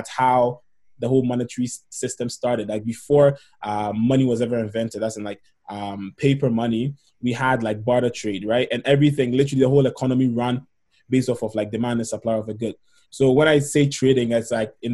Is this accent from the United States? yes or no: no; Ghana; moved away as an adult; now in Canada; in terms of my background, I'm from Ghana in West Africa.